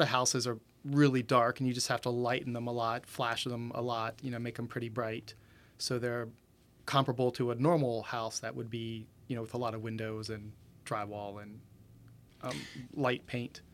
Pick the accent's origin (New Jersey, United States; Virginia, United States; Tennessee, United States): Virginia, United States; Winchester; born and raised in Winchester